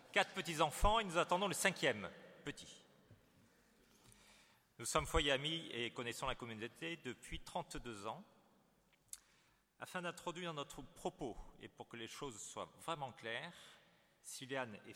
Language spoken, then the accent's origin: French; Marseille, Provence-Alpes-Côte d'Azur, France; nous venons de Marseille.